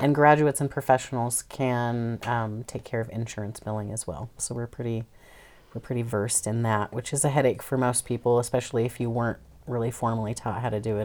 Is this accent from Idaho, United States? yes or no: yes; Idaho, United States; moved away; also born or lived in Tacoma, Washington / Everett, Washington / Virgin Islands; I was born in Idaho